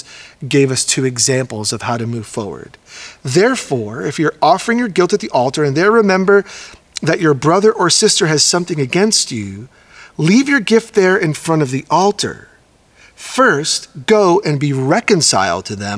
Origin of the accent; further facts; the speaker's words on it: New York, United States; now in Oregon, United States; a Puerto Rican born and raised in New York, now living in Oregon